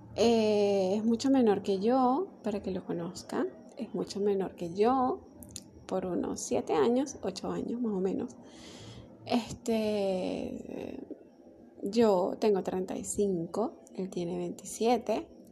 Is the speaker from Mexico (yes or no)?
no; Venezuela; yo soy de Venezuela